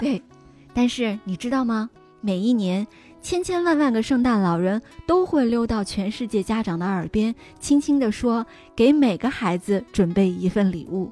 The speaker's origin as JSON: {"language": "Chinese", "country": "China", "said": "我们中国人是 就是信这个宗教的人是非常非常少的"}